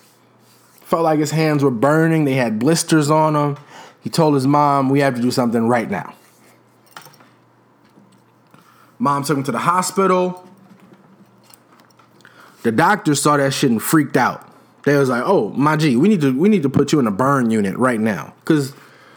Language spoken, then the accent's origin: English; Chicago, Illinois, United States